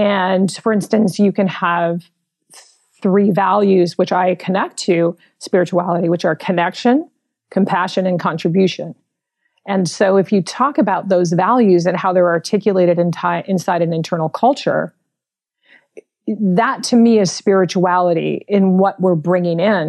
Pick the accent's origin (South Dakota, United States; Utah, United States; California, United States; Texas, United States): California, United States; San Francisco; I was born and raised in San Francisco in the Mission District